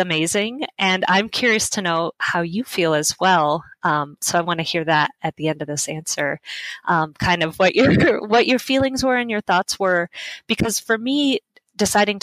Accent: Las Vegas, Nevada, United States; I started a website in my hometown of Las Vegas

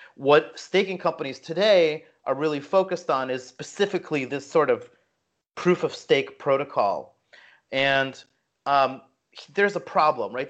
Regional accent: New Jersey, United States; I grew up in Jersey, so I grew up in kind of like the punk scene

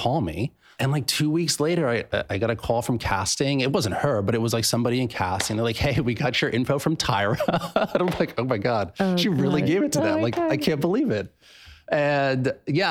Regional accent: Pennsylvania, United States; moved away; I'm from Pennsylvania. I went home to Pennsylvania for Christmas and stuff like that to see my family

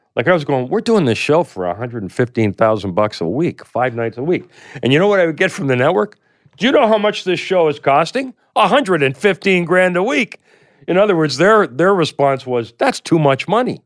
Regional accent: Canada; I come from Canada

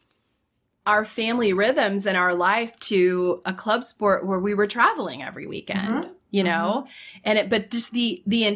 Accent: Central Florida, United States; moved away; I grew up in Florida, Central Florida

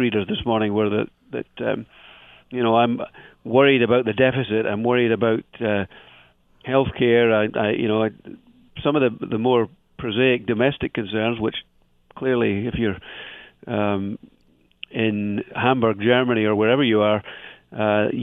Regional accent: Scottish Borders, Scotland, United Kingdom; I'm from the Borders area

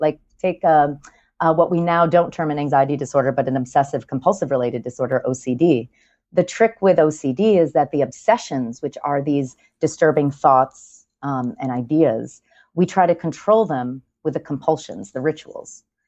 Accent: New York, United States; I'm a New Yorker

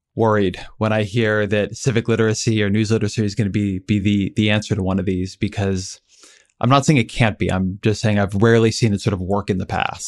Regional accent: Orange County, California, United States; moved away; I grew up in Orange County, California

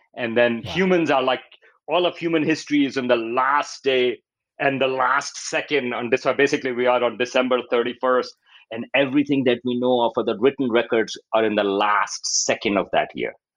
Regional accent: Pakistan; moved away; I grew up in Pakistan

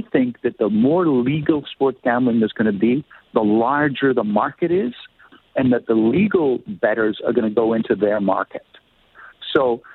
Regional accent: Canada; as a Canadian

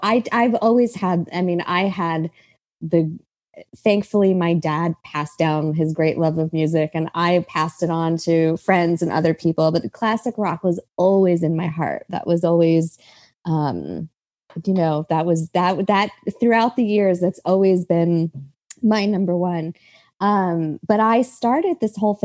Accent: New York, United States; I grew up in New York

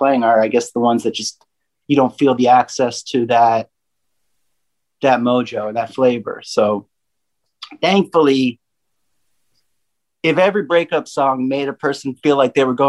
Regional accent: Pennsylvania, United States; now in Nashville, United States; I have my mother and my grandmother live on the same street that I was raised, born and raised in Pennsylvania.

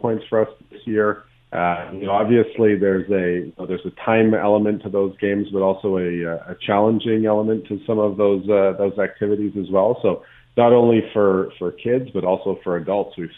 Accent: Canada; we're Canadian. We like the winter.

